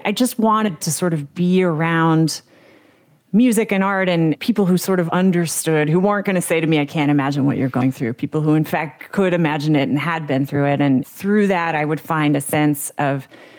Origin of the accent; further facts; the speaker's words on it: United States; as a kid growing up in America